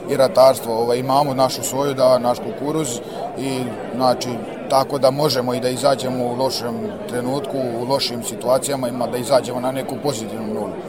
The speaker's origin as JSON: {"language": "Croatian", "country": "Serbia", "tie": "born or raised there", "said": "ja sam odrastao tu, treća generacija sam što se bavi sa tim"}